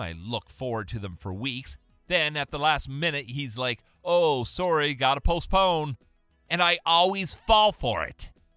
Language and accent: English; Canada; I'm Canadian.